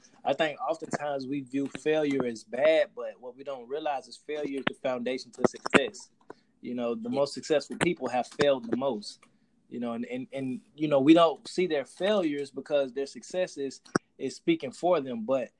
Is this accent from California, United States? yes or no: no; Jacksonville, Florida, United States; My background, I'm originally from Jacksonville, Florida. You know, grew up rough.